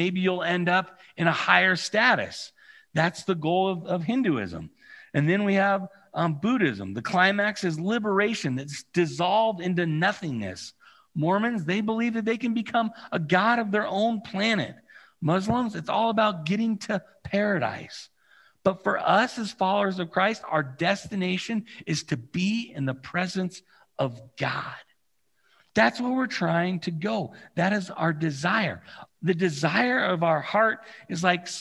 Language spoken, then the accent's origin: English; California, United States; moved away; I have the unique experience of growing up in California